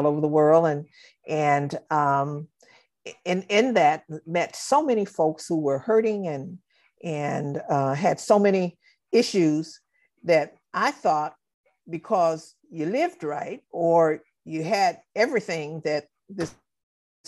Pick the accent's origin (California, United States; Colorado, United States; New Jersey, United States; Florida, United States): California, United States; Los Angeles; I'm just a regular little girl from Watts, California